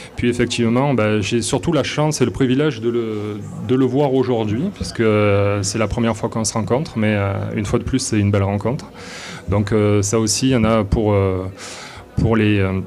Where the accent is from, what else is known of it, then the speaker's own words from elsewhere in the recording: south of France, France; accent: accent du sud de la France; moved away as an adult; now in Quebec City, Canada; ils vont de suite reconnaître mon accent, donc euh, un accent du sud de la France.